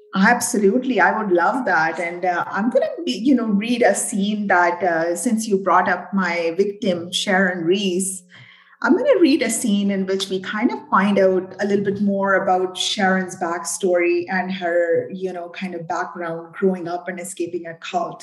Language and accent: English; British Columbia, Canada; also born or lived in Burnaby; BC gal through and through